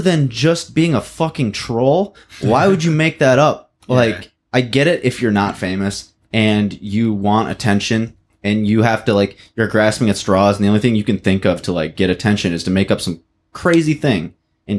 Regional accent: Linden, Michigan, United States; also born or lived in Wyandotte, Michigan / Coldwater, Michigan; I was born in Wyandotte, which is, like, another one of these downriver cities. But then I moved to Linden, Michigan, which is, like, farmy as shit

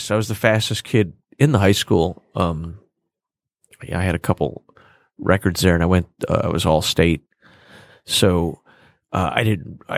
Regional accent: Chicago, Illinois, United States; I was born in Chicago

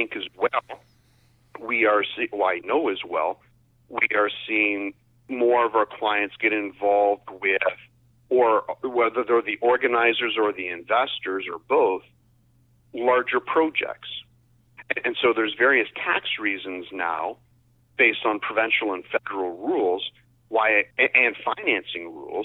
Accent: Windsor, Ontario, Canada; I grew up in Essex County, the Windsor area.

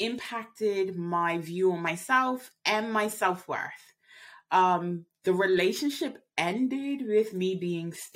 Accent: Bermuda; moved away as an adult; I grew up in Bermuda

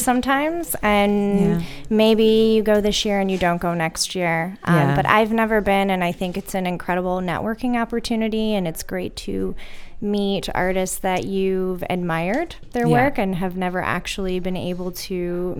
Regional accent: Ohio, United States; moved away as an adult; also born or lived in New York; now in New Paltz, United States; I am actually from Ohio originally

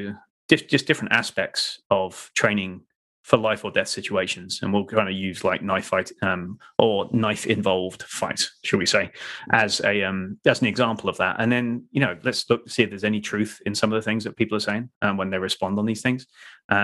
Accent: England, United Kingdom; we are English

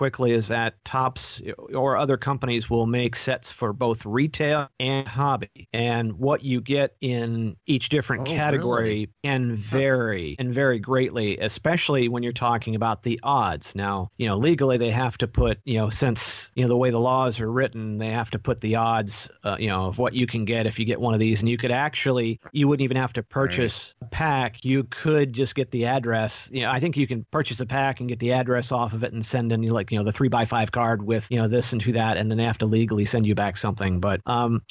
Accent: Zanesville, Ohio, United States; I grew up around Zanesville in a town of about, you know, 1,500 people

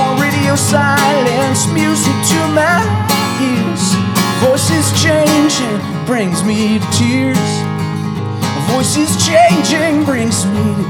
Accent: Burlington, Vermont, United States; I was a kid growing up in Burlington

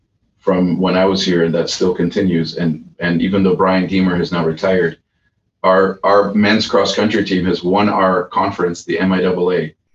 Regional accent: Nigeria; moved away as an adult; now in United States; I came to Calvin from Nigeria, so I did not have a big community here.

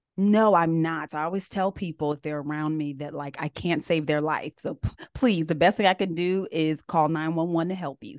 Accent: United States; also born or lived in Columbia, South Carolina; I actually grew up right outside of D C. They call it the D M V area

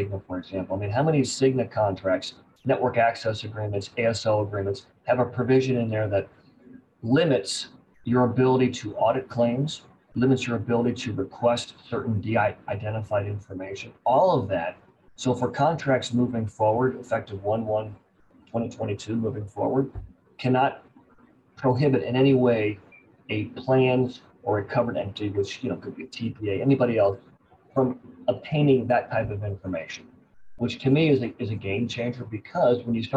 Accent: Champaign-Urbana, Illinois, United States; now in Austin, United States; my hometown of Champaign-Urbana, Illinois.

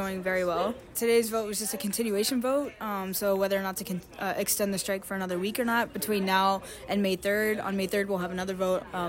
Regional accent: Kentucky, United States; moved away as an adult; now in Bloomington, United States

